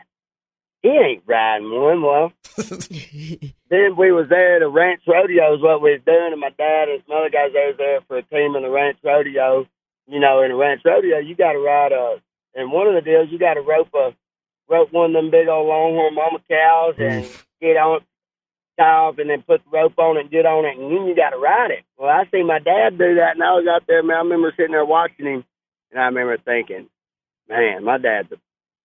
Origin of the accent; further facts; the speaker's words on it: Hamburg, Arkansas, United States; also born or lived in Atkins, Arkansas; I was born and raised in Hamburg, and I moved up to North Arkansas, went to school to Atkins